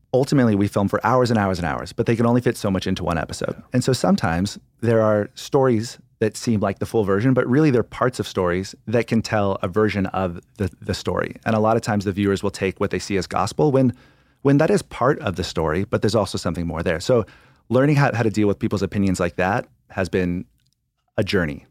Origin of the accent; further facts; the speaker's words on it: California, United States; I grew up in California, so somewhere on the California coast